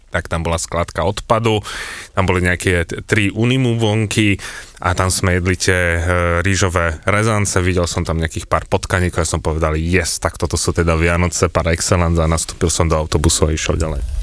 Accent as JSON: {"language": "Slovak", "country": "Slovakia", "said": "som povedal, že zo Slovenska"}